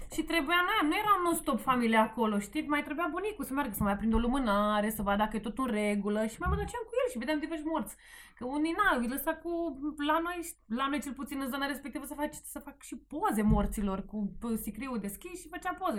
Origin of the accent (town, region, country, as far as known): Sighetu Marmației, Maramureș County, Romania; born or raised there; moved away as an adult; now in Bucharest, Romania